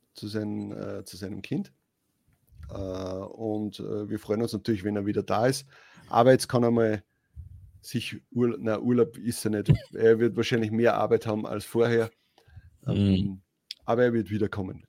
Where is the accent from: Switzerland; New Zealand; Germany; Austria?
Austria; bei uns in Österreich